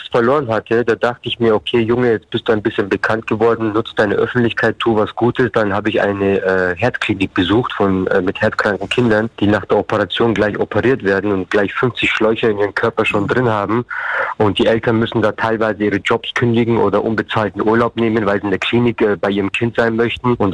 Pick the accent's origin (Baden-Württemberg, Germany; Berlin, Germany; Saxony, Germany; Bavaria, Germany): Bavaria, Germany; Ich komme aus Bayern und Bayern